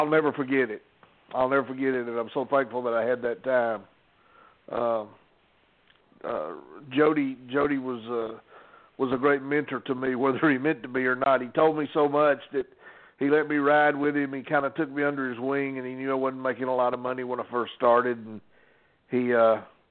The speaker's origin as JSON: {"language": "English", "town": "Atlanta", "region": "Georgia", "country": "United States", "tie": "born or raised there", "said": "growing up in Atlanta"}